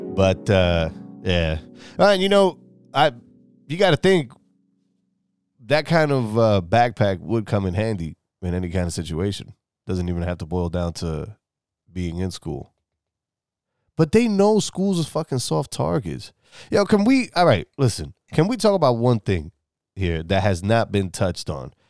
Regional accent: New York, United States; moved away; I'm from New York, right? Well, I'm originally from New York.

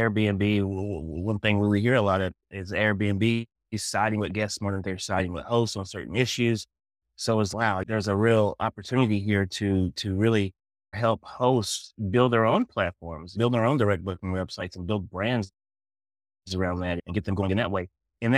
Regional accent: Smoky Mountains, United States; I was familiar with the vacation rental space because we used to stay in the cabins when I was growing up in the Smoky Mountains.

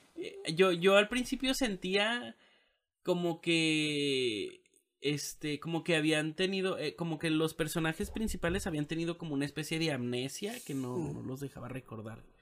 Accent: Mexico; somos mexicanos

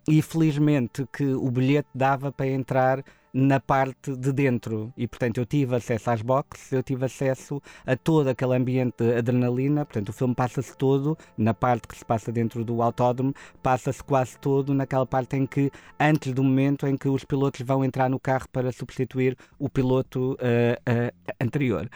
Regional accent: Portimão, Algarve, Portugal; nós somos de Portimão

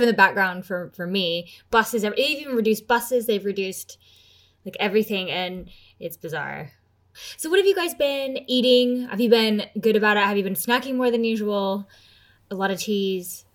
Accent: United States; now in United Kingdom; I'm American

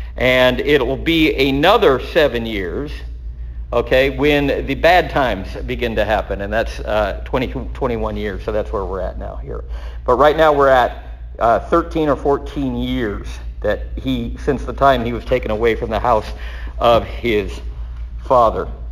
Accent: Texas, United States; I'm a son of Texas

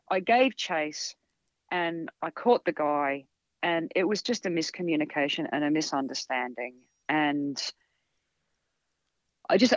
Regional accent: Australia; I mean, I'm born and raised in Australia, and I've never, I've never seen snow.

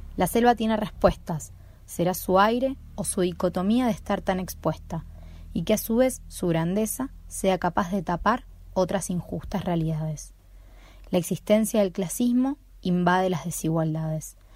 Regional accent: Buenos Aires, Argentina; now in Tucumán, Argentina; Nací en Buenos Aires, pero no pertenezco a ninguna parte, me considero más bien del mundo y actualmente estoy viviendo en Tucumán

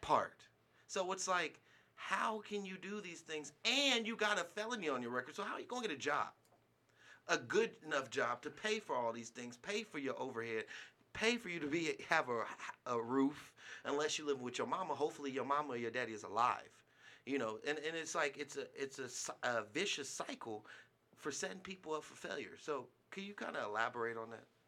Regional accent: California, United States; now in Nevada, United States; being a Californian

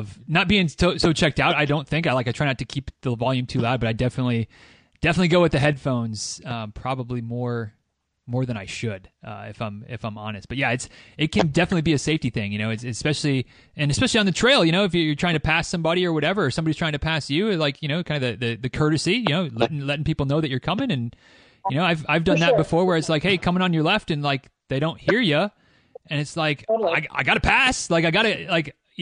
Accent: Michigan, United States; now in Central Florida, United States; I live in Central Florida, and I'm not a Florida native. I'm from Michigan originally

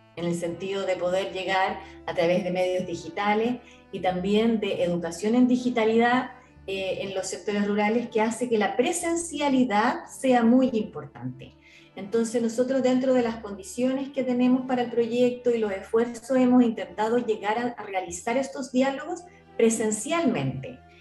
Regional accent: Chile; como chilena

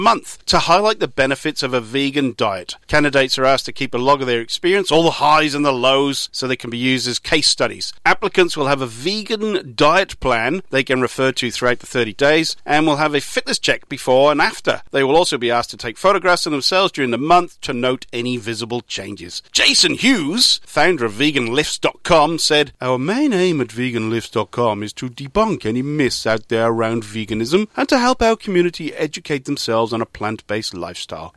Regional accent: Welsh, Wales, United Kingdom; being Welsh

